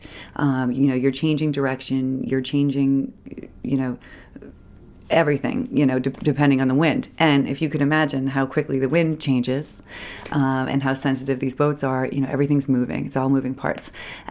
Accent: Lewiston, Maine, United States; also born or lived in Portland, Maine; I went to Lewiston High School. Well, back up, I was born in Portland. My father's in Portland. My mother remarried and moved to Lewiston. So I was kind of back and forth, but Lewiston

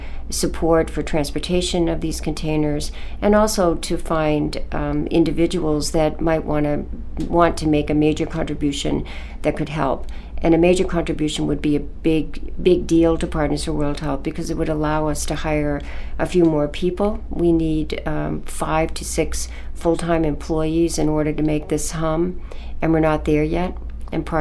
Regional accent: Camden, Maine, United States; I was born in Maine and grew up in Camden

